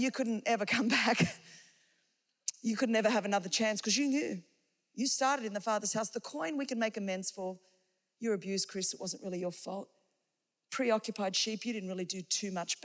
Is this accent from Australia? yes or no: yes; Australia; I come from Australia